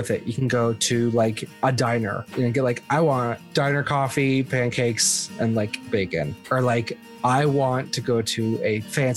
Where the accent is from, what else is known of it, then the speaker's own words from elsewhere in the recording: the North, United States; also born or lived in Boston; we're from the North